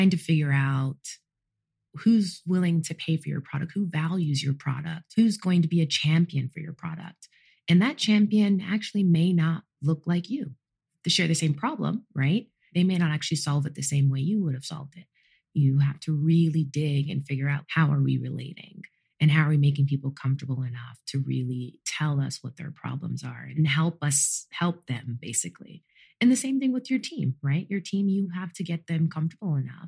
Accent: Los Angeles, California, United States; I grew up in Los Angeles, California, to two fully Jamaican parents. So I was the first person in my family born in the United States.

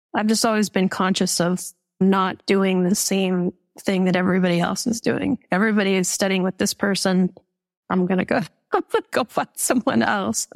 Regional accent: Calgary, Alberta, Canada; growing up in Calgary, Canada

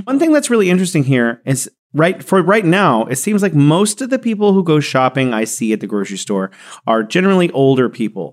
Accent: San Joaquin Valley, California, United States; moved away as an adult; also born or lived in Beijing, China; now in Wuhan, China; I grew up in the Central Valley of California called the San Joaquin Valley

